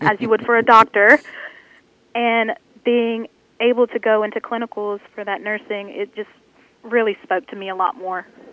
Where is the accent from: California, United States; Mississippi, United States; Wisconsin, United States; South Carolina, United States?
Mississippi, United States; Senatobia; I am from the Senatobia area, so right around the main campus of Northwest